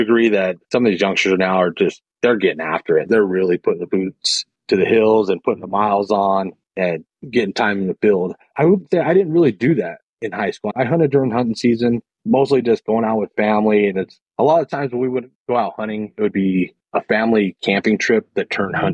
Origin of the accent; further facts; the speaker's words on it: Salt Lake City, Utah, United States; I grew up in Salt Lake City, in the sub-neighborhood of Rose Park